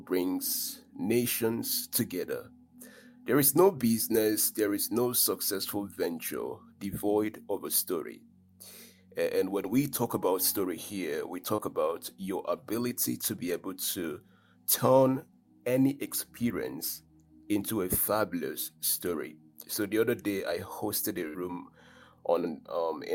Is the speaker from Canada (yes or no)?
no; Nigeria; I'm proudly a Nigerian man, an African man